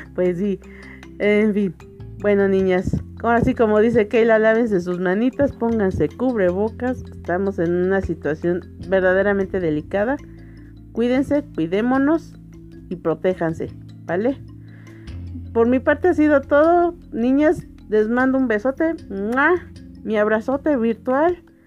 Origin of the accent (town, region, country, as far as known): Mexico